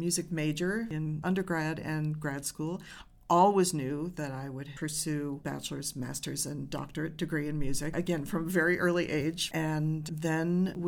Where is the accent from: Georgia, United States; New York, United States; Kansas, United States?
New York, United States; Rochester; also born or lived in Maine; I grew up in Rochester, New York, the home of the Eastman School of Music